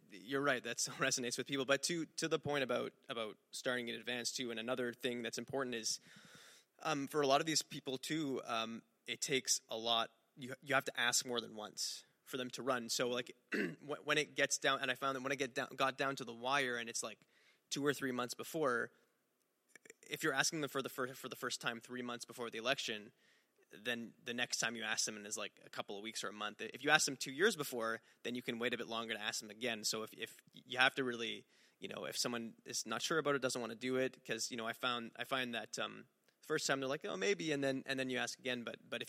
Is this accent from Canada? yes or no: yes; Montreal, Quebec, Canada; I'm from Montreal, and it was in Montreal North